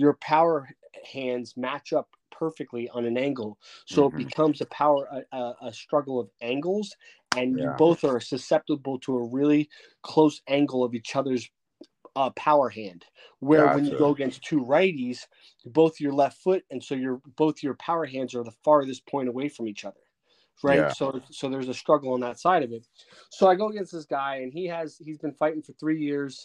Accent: Bayonne, New Jersey, United States; I grew up in Bayonne, New Jersey

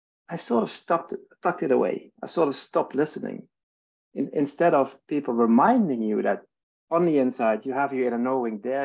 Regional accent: Netherlands; now in Stockholm, Sweden; I'm living in Sweden. I'm from Holland. That's where I'm born. And my family and I are living in Stockholm today

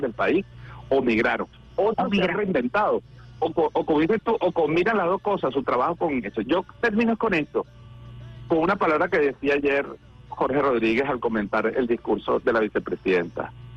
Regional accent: Venezuela; como ciudadano, como venezolano, como revolucionario

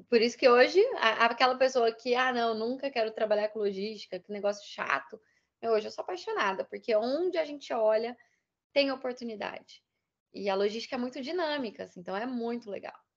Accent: Minas Gerais, Brazil; Eu sou mineira

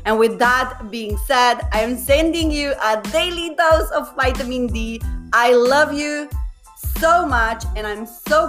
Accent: Slovenia; moved away as an adult; now in Sweden; I moved here 10 years ago from Slovenia. My parents are from Bosnia. So I always had this like colorful culture in me.

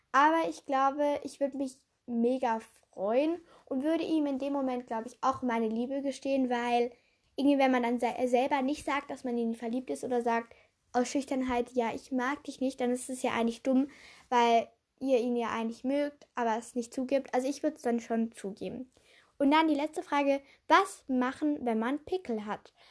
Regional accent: Switzerland; weil ich bin ja Schweizerin

